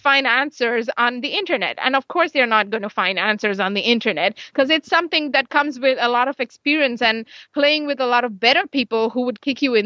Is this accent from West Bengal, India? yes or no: no; Mumbai, Maharashtra, India; I'm from Mumbai